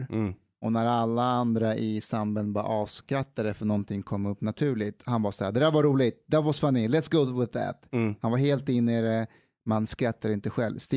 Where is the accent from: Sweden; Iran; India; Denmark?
Iran; det är ju våran roll som iranier.